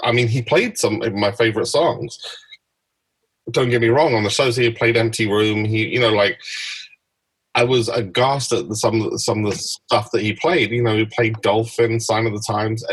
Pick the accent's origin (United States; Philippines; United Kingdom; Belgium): United Kingdom; London; I was from London, and I lived in Hackney